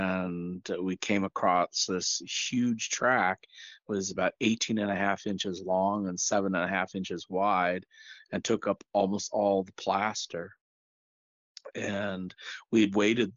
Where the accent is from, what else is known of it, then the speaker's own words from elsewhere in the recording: Central Oregon, United States; now in Southern California, United States; I live in Southern California. But I spent lots of time growing up in Central Oregon with my grandparents.